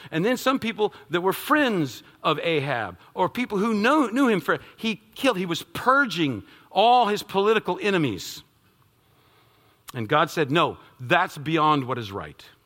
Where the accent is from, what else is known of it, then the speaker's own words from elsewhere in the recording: United States; as American citizens